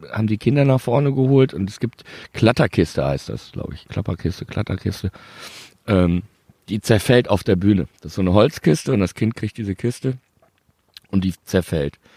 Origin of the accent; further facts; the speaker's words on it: Bielefeld, North Rhine-Westphalia, Germany; ich bin ja Bielefelder